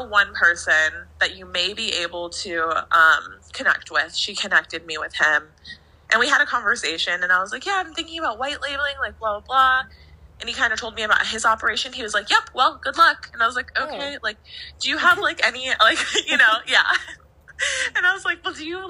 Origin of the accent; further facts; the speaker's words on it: Minnesota, United States; I'm from Minnesota.